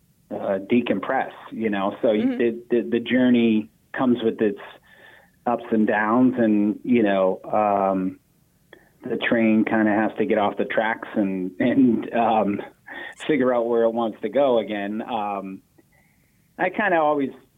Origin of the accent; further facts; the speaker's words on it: Boston, Massachusetts, United States; growing up in Boston